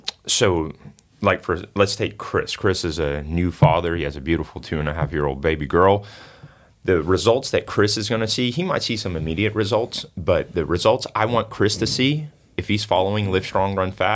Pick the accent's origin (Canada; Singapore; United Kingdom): Singapore; now in United States; I'm originally from Singapore.